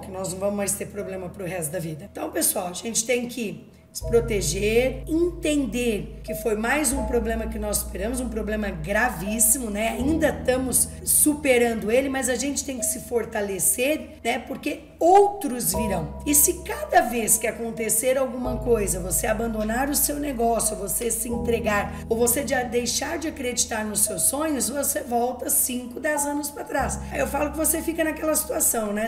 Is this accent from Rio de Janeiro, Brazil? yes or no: no; Ribeirão Preto region, São Paulo, Brazil; eu sou do interior de Ribeirão Preto ali, da região de Ribeirão Preto